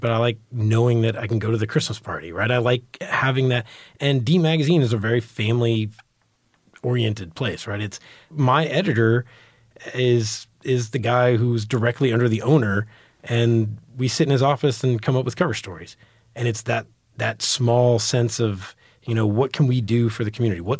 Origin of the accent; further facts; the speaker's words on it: New York, United States; born there; now in Texas, United States; I was born in New York, my family's from New York.